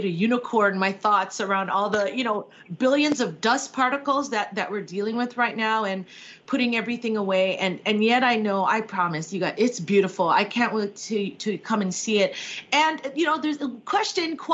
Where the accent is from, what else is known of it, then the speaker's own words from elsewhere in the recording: Hawaii, United States; I grew up in Hawaii